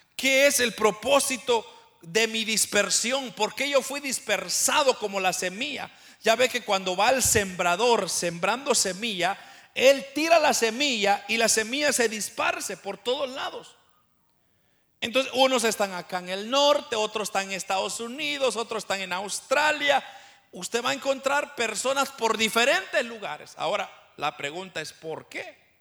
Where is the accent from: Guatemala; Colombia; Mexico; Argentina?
Guatemala; now in Canada; yo soy de Guatemala, pero yo he sido dispersado por, por el norte, ahora yo ya no estoy en mi país original